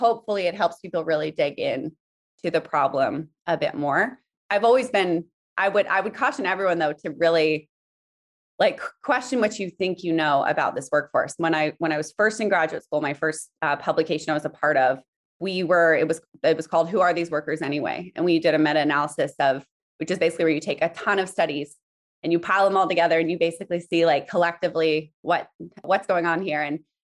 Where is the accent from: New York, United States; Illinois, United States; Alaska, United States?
Alaska, United States; also born or lived in South Africa; I'm from kind of all over. I was born in South Africa, but mostly grew up in Alaska, but lived in many countries and states.